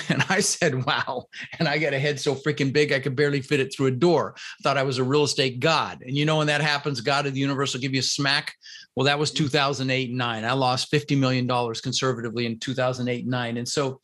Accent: Denver, Colorado, United States; English is a second language; also born or lived in Netherlands; I immigrated this country when I was 6 years old. I was born in the Netherlands, you know, wooden shoes and windmills, and immigrated with my brother Albert and my mother's Vancha when I was six. And we ended up in Denver, Colorado

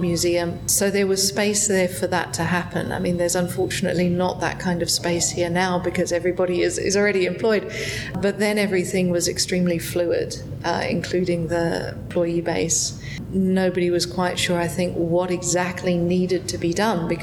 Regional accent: Melbourne, Victoria, Australia; moved away as an adult; now in Las Vegas, United States; I come from Melbourne

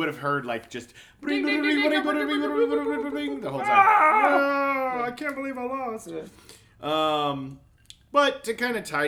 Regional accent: Oklahoma, United States; now in Los Angeles, United States; I grew up in Oklahoma

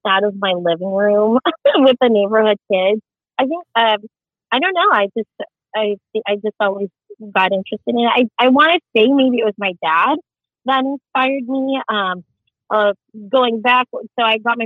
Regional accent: Scottsdale, Arizona, United States; first language Tagalog; English is a second language; I grew up in Scottsdale, Arizona.

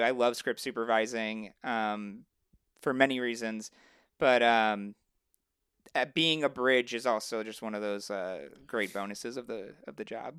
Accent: Chicago suburbs, Illinois, United States; moved away; I'm from Chicago originally, um, well, the suburbs of Chicago

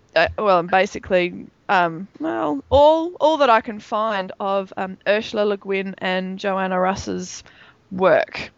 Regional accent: Melbourne, Victoria, Australia; Melbourne, my hometown

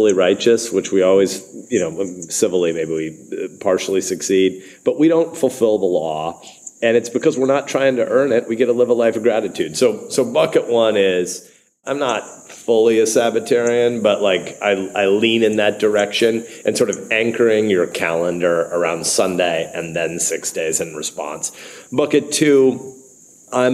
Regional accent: Nebraska, United States; I'm a senator, I'm a football addict, I'm a Nebraskan, I'm an American

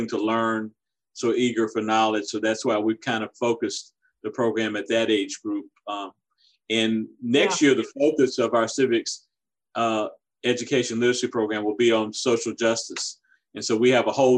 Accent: Orangeburg, South Carolina, United States; I grew up in my hometown of Orangeburg, South Carolina

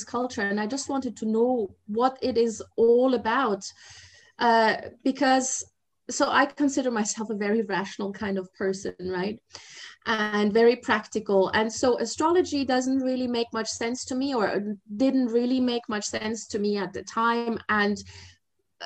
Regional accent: Germany; moved away as an adult; also born or lived in Asia / mainland China; I'm originally from Germany, but I've spent the past 30 years in Asia.

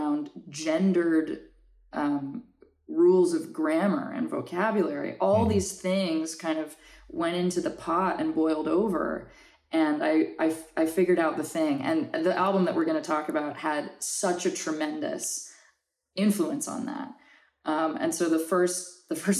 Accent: New Orleans, Louisiana, United States; now in Los Angeles, United States; grew up in New Orleans, and the influence of both French and Spanish culture is everywhere

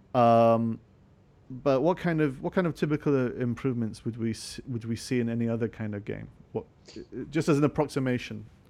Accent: Scotland, United Kingdom; I'm actually Scottish

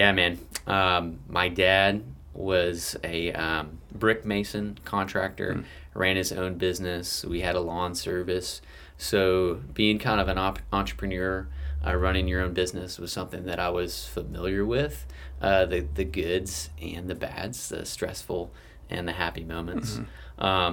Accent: Memphis, Tennessee, United States; I am from Memphis, Tennessee, opposite side of the state.

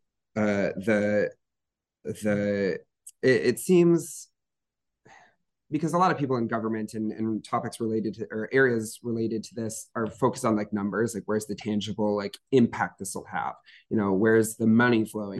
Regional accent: Holland, Michigan, United States; I'm from Holland, Michigan, which is on Lake Michigan

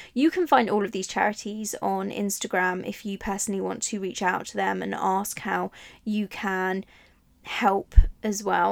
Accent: Italy; now in England; I grew up in Italy

